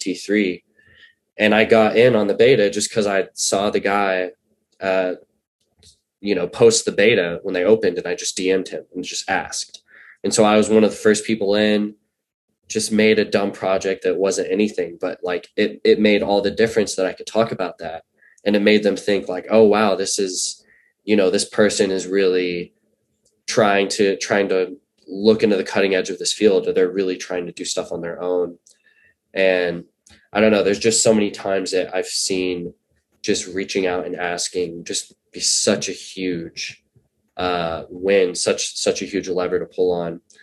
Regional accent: Oklahoma City, Oklahoma, United States; moved away; I'm from Oklahoma originally. I never lived in Tulsa. It was always Oklahoma City.

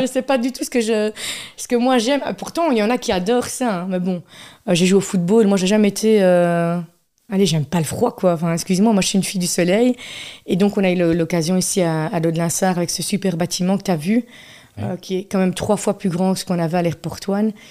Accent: Charleroi, Wallonia, Belgium; also born or lived in Namur; Toute ma jeunesse, c'était rue de la Montagne, Ville 2.

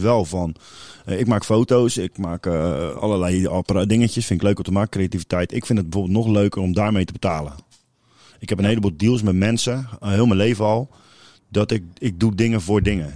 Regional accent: Capelle aan den IJssel, South Holland, Netherlands; ik kom zelf uit Kralingse Veer

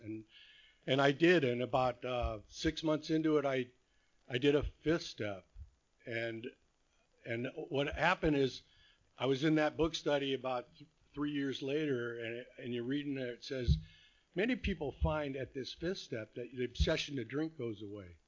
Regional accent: Whittier, California, United States; also born or lived in Phoenix, Arizona / Rancho Santa Margarita, California; I was born here in Whittier

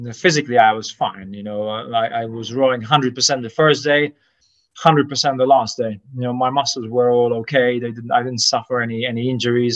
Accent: Sliema, Malta; I grew up in Slima, very close to the sea

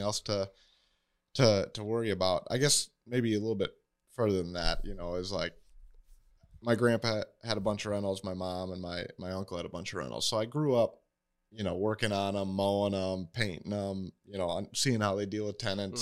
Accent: Waterloo, Iowa, United States; also born or lived in Pella, Iowa; from the area, I grew up in Waterloo

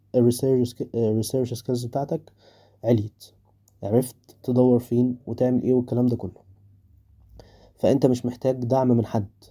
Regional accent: Egypt; عندنا في مصر

